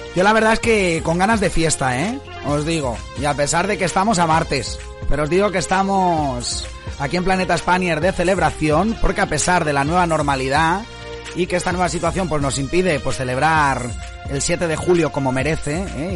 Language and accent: Spanish; Dénia, Valencian Community, Spain; yo que soy de Denia, de la provincia de Alicante